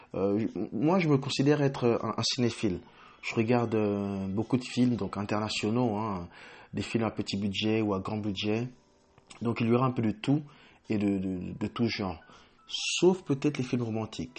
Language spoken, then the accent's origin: French; Île-de-France, France; moved away as an adult; also born or lived in Congo / England; now in United Kingdom; je suis d'origine congolaise. et de nationalité française où j'ai grandi à la Grenoble et plus exactement dans les quatre-vingt-treize